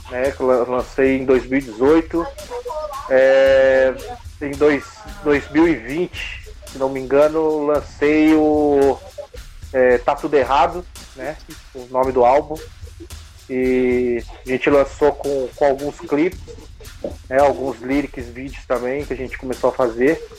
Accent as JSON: {"language": "Portuguese", "town": "São José dos Campos", "region": "São Paulo", "country": "Brazil", "said": "Somos aqui da Zona Leste, São José dos Campos, né?"}